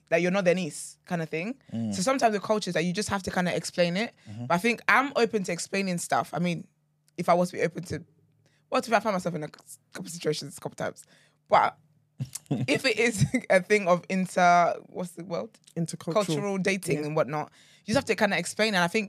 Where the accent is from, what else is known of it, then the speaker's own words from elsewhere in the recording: Nigeria; Yeah, they're the kind of men you don't marry, respectfully, as a Nigerian woman.